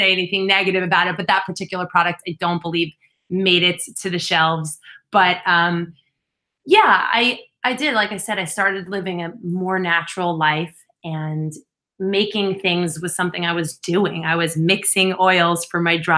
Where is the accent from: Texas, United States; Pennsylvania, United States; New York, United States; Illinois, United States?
New York, United States; East Northport; I grew up on Long Island in East Northport